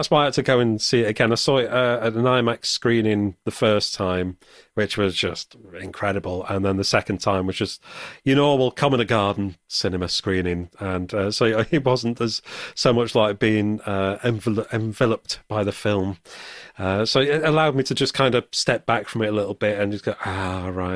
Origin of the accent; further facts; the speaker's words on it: Sheffield, Yorkshire and the Humber, United Kingdom; I grew up in Sheffield